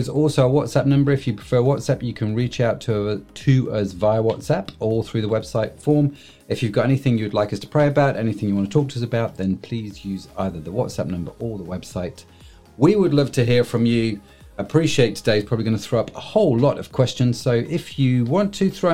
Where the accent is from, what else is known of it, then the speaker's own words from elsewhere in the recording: United Kingdom; we're British